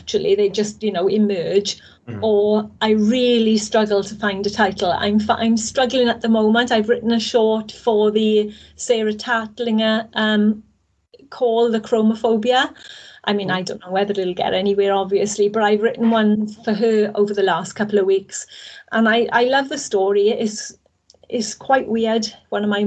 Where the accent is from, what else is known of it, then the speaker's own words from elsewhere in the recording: Wales, United Kingdom; I'm Welsh at the end of the day. I've spent all my life living in Wales